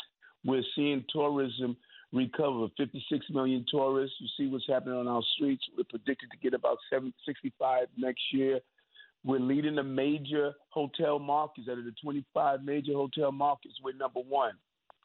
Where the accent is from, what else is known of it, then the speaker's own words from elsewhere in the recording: New York City, New York, United States; I'm from New York